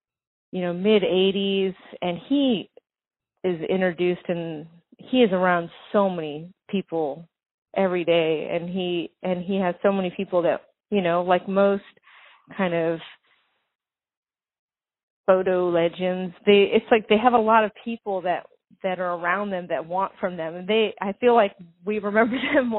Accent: Venice Beach, California, United States; also born or lived in New Orleans / New York; I grew up in Venice Beach in Santa Monica.

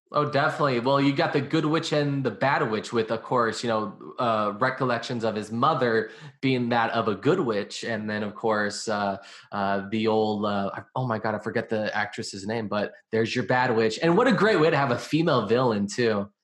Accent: California, United States; I'm from California.

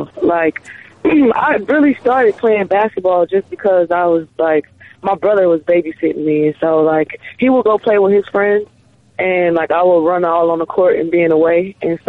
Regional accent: California, United States; born there; nobody really know I was born in California

